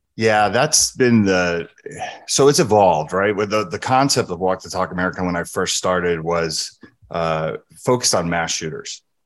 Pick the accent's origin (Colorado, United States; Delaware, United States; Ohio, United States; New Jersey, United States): New Jersey, United States; moved away; also born or lived in San Francisco, California; I grew up in New Jersey and San Francisco